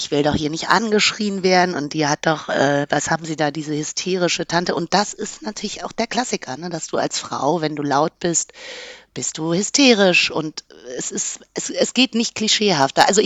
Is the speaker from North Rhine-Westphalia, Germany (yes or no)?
no; Berlin, Germany; mir war das wichtig als Berlinerin